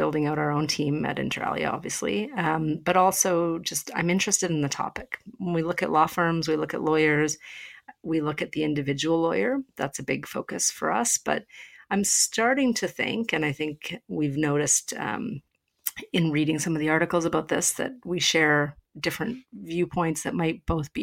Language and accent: English; Canada; as a Canadian